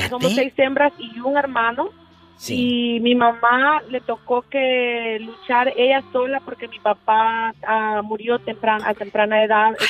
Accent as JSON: {"language": "Spanish", "country": "El Salvador", "tie": "born or raised there", "moved": "yes", "lives_now": "Las Vegas, United States", "said": "Yo nací de hermosa en El Salvador."}